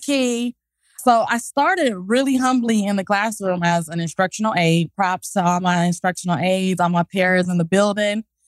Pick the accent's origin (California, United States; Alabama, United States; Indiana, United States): California, United States; Los Angeles; moved away as an adult; now in Texas, United States; I'm from South Central